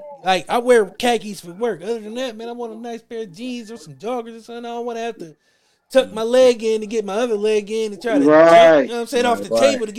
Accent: Ackerman, Mississippi, United States; Because, like I said, you know, we grew up in Ackerman.

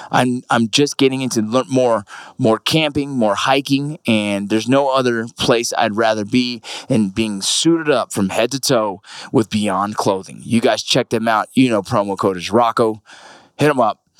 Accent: Los Angeles, California, United States; I'm from LA, man.

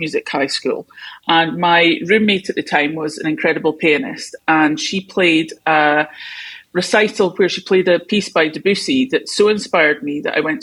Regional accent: United Kingdom; I'm British

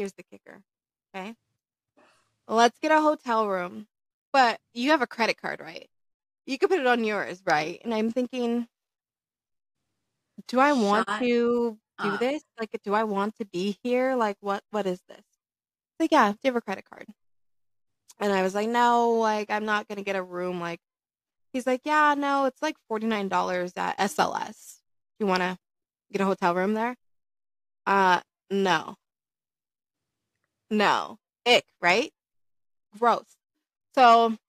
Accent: Minnesota, United States; now in Las Vegas, United States; I tell him I'm from Minnesota

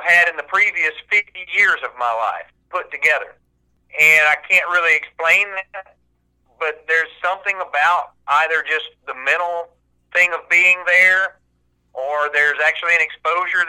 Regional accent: the South, United States; I grew up here in the South hunting and fishing and camping

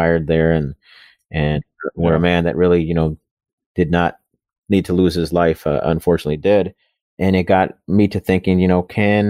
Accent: Wisconsin, United States; also born or lived in Buffalo, New York; I grew up in Wisconsin in, you know, the 80s and 90s

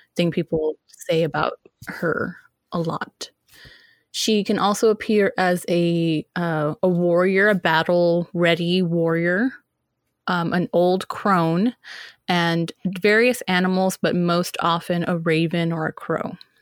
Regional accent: United States; I'm, I'm an American

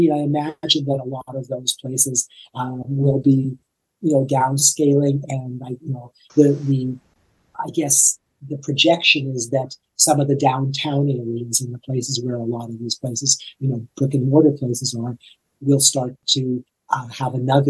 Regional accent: Toronto, Ontario, Canada; now in Nashville, United States; I came from Toronto to live here. You know, they say that Nashville is the biggest little town you'll ever, you know, the biggest.

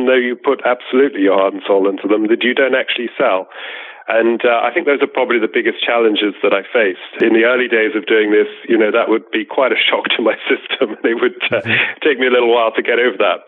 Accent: United Kingdom; I grew up a little bit outside of London, to the east of London

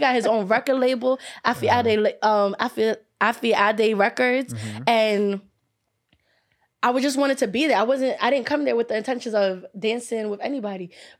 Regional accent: Brooklyn, New York, United States; I'm a New York girl. And I know how y'all are. I'm from Brooklyn

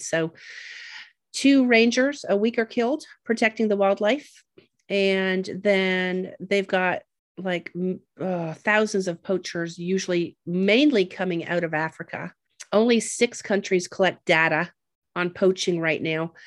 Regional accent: Ontario, Canada; I grew up in Canada and that Lake Huron was my ocean

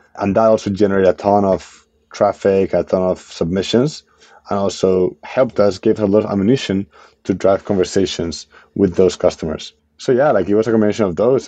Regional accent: Spain; moved away as an adult; now in United States; I'm from Spain, right? So like I'm, I'm an immigrant founder in, in the US

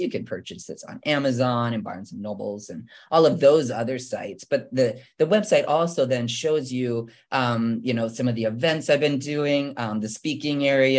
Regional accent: Midwestern United States, United States; So I didn't even know how to swim. I'm from the Midwest.

